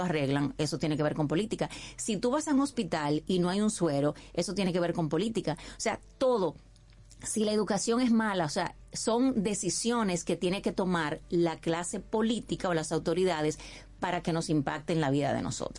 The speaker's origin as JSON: {"language": "Spanish", "country": "Dominican Republic", "also_born_or_lived": "San José de Ocoa", "said": "mi país"}